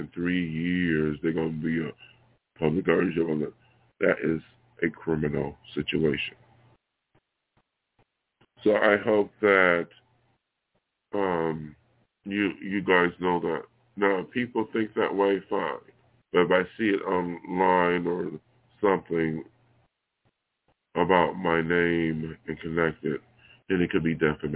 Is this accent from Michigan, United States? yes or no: no; Buffalo, New York, United States; moved away as an adult; now in Los Angeles, United States; my hometown here in Buffalo